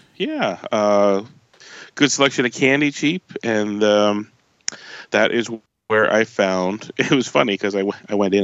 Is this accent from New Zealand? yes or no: no; Canada; I'm a Canadian